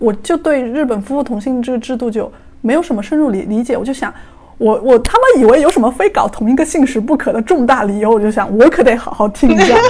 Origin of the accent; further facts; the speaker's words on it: Yunnan, China; moved away as an adult; now in Tokyo, Japan; 我是来自云南哈尼族，住在东京，在日本七年的